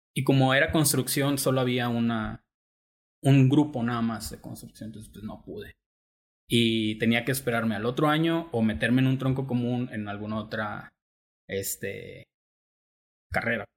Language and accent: Spanish; Tepic, Nayarit, Mexico; yo soy de aquí de Tepic